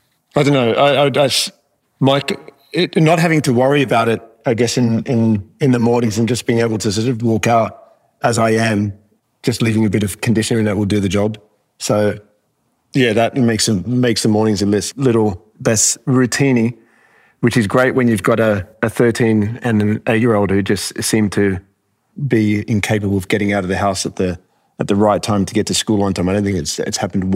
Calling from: New York City, New York, United States; Joining you from 115 Broadway, our new space down in the Fidei in New York City.

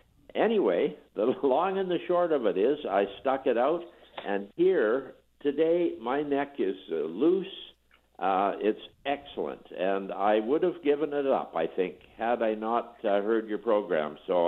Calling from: British Columbia, Canada; I'm calling from British Columbia.

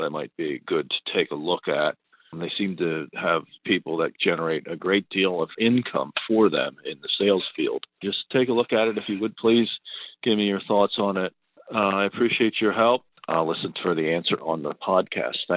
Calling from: Pennsylvania, United States; I'm from Pennsylvania, calling about a stock Zen desk

